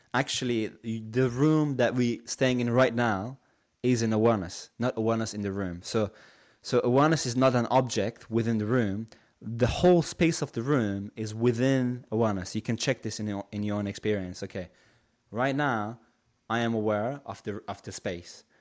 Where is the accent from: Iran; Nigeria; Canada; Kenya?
Iran; Shiraz, Fars; now in United Kingdom; originally I'm from Iran, so I come from a city called Shiraz.